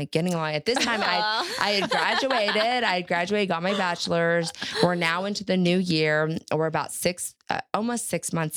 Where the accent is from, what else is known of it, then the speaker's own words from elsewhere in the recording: Texas, United States; I grew up in Texas